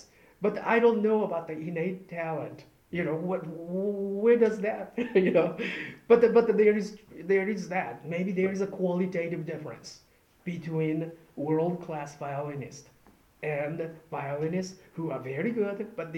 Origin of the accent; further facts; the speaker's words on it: Japan; moved away; I'm from Japan, and then, you know, Buddhist tradition